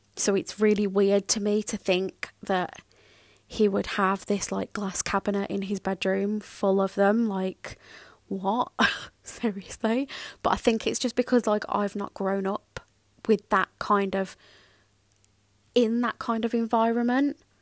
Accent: Birmingham, West Midlands, United Kingdom; I grew up in Birmingham and that is that is a massive city

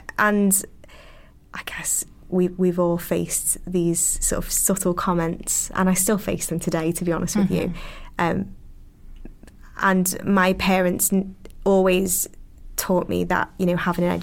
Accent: Liverpool, North West England, United Kingdom; accent: Scouse; being from the north and having a Scouse accent

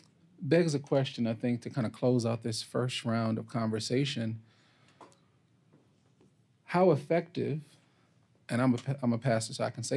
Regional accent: New York, United States; now in Memphis, United States; I'm not a native Memphian, I am a New Yorker

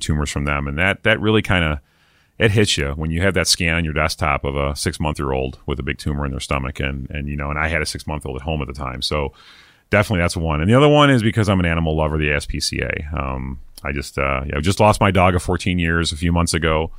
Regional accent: East Coast, United States; moved away; I'm from the East Coast originally

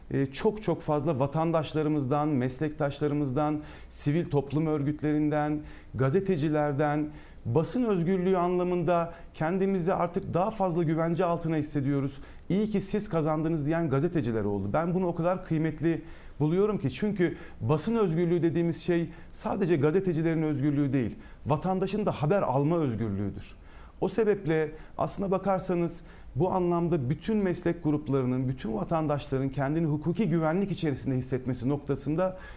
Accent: Ankara, Turkey; Efendim ben Ankara'da Ankara Ankara'da doğdum. Ankara'da e, yaşıyorum. Ankara'da okudum.

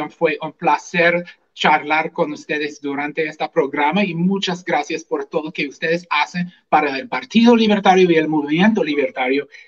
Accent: Washington, United States; Spanish is a second language; also born or lived in Puerto Rico; Soy ah, del estado de Washington, en Estados Unidos. Ah, realmente no soy latino por, por nacimiento. Ah, viví unos años en Puerto Rico durante la escuela de medicina y eso fue donde aprendí español

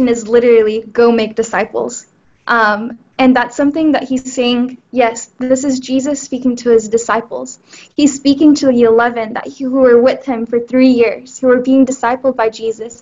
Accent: Houston, Texas, United States; I am from Houston

